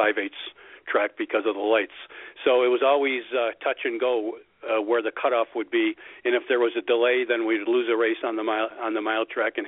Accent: Hawthorne, Illinois, United States; I grew up less than 10 miles from Hawthorne, so I'm very fortunate I get to do this in my hometown.

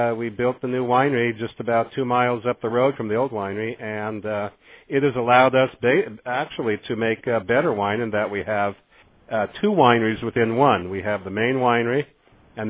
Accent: San Francisco, California, United States; I grew up in San Francisco

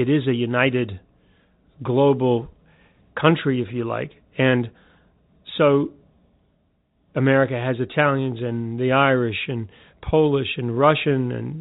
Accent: New Zealand; moved away; I'm a Kiwi

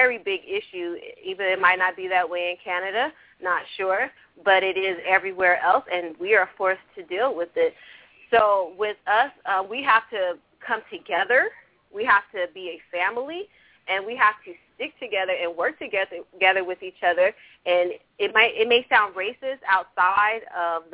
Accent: California, United States; I was raised in California, and I grew up around a lot of different races

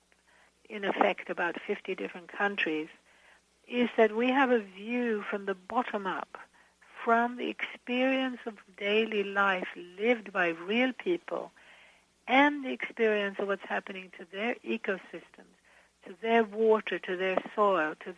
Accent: Sweden; moved away; I'm originally from Sweden

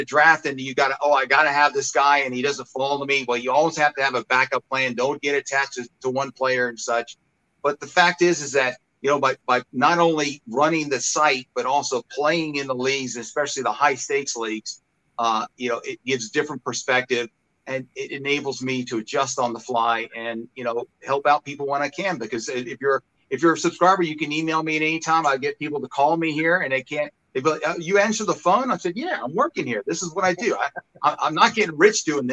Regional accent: Huntsville, Alabama, United States; accent: Alabama; moved away as an adult; also born or lived in Long Island, New York; now in Henderson, United States; My dad took a job working in the space industry down in Huntsville, Alabama

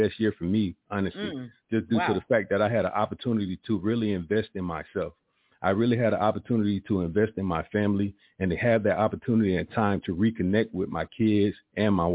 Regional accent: Columbus, Georgia, United States; I'm originally from Columbus, Georgia

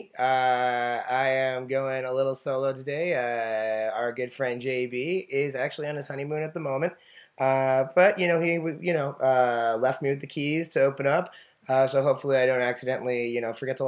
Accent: New York, United States; I'm from New York, so our summer break would start in, like, June 29th.

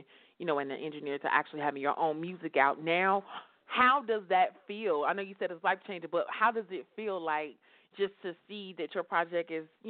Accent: Chicago, Illinois, United States; now in Atlanta, United States; my hometown, Chicago

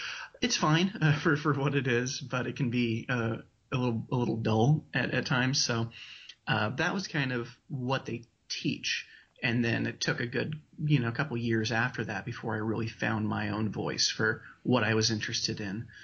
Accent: Walla Walla, Washington, United States; also born or lived in Spokane, Washington; I grew up in Walla Walla, Washington.

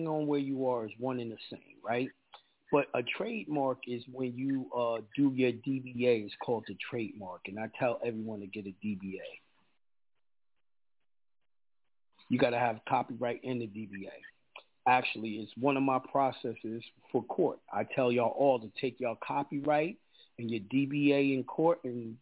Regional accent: New York, United States; I'm a New Yorker. You know, a lot of people around America don't like New Yorkers. I'm New Yorker to the T

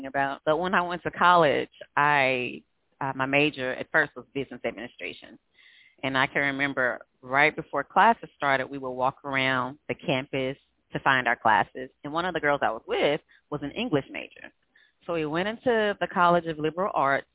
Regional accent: Greenville, Mississippi, United States; moved away as an adult; now in Houston, United States; I was born and raised in Greenville, Mississippi, but I've been here since the end of 2007

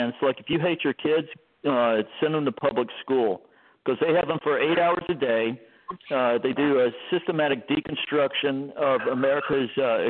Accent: Texas, United States; as a Texan

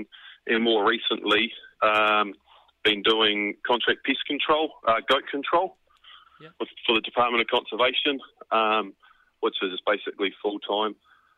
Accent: Waikato, New Zealand; I grew up in the Waikato on a farm there, backed onto the Kaimais there

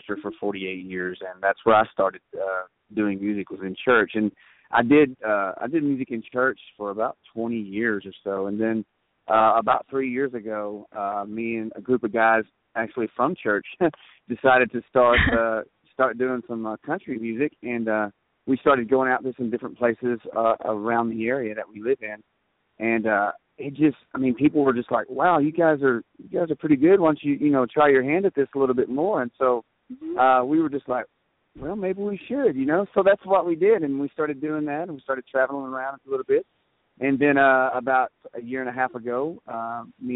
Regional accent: Texas, United States; we're from Texas

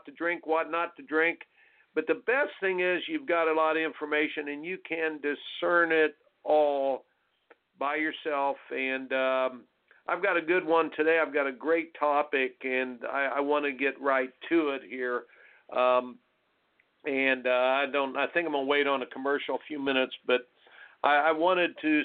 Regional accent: Indiana, United States; moved away; I grew up in Indiana

